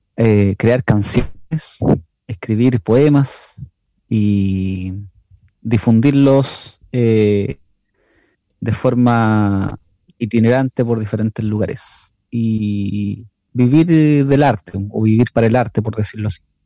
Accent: Chile; now in Lautaro, Chile; el acento de los argentinos allá de hecho se parece mucho al de nosotros

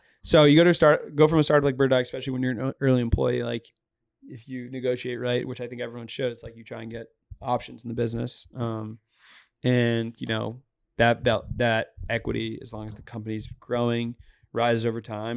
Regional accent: Boston, Massachusetts, United States; Dave Portnoy is from the same area as me in the North Shore of Boston

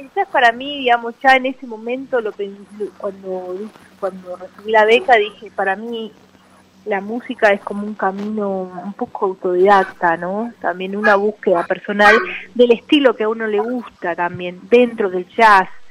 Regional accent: Salta, Argentina; now in Buenos Aires, Argentina; Yo soy de Salta originalmente, pero vivo en Capital.

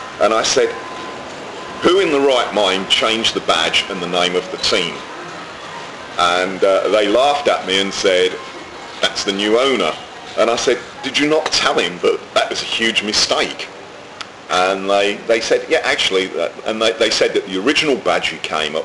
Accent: England, United Kingdom; now in Barbados; being English and living in Barbados

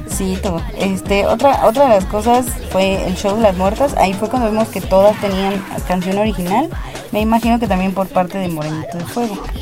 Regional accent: Mexico; aquí se celebra a la muerte, se celebra los muertos. Tenemos una festividad para no estar tristes por nuestros muertos

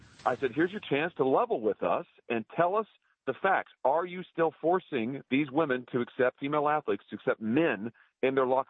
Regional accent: Missouri, United States; my home state of Missouri.

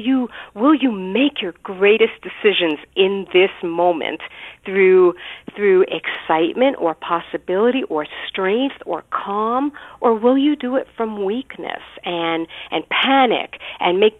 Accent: New York City, New York, United States; I grew up in Brooklyn, New York, and my family is Orthodox Jewish.

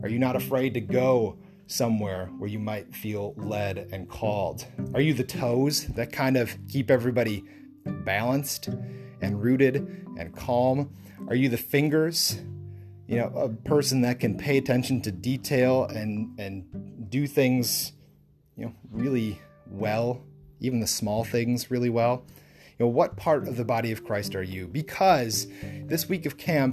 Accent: Lake Mills, Wisconsin, United States; I grew up in the Lake Mills Moravian Church in Lake Mills, Wisconsin

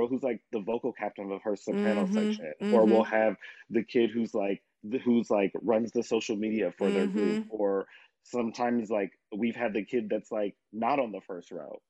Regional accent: Indianapolis, Indiana, United States; like I said, we're from Indianapolis and our treble ensembles here are so competitive.

